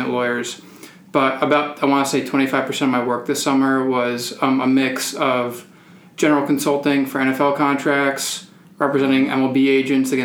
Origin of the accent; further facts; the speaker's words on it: Long Island, New York, United States; moved away as an adult; also born or lived in Alabama; I'm from Long Island, New York